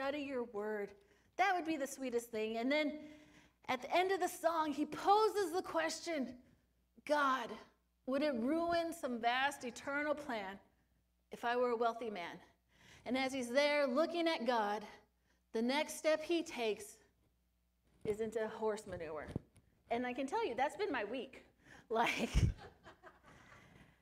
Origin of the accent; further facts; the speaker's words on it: Sun Valley, California, United States; moved away; also born or lived in Phoenix, Arizona; Sun Valley, my hometown